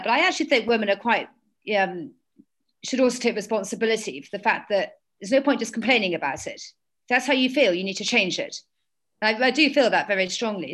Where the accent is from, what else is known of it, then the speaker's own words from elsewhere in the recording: London, United Kingdom; I was born and brought up in London.